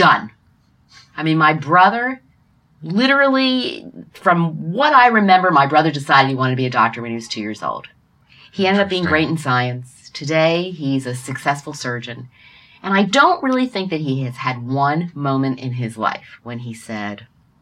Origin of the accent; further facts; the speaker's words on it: Norristown, Pennsylvania, United States; I grew up in Norristown, Pennsylvania, outside of Philadelphia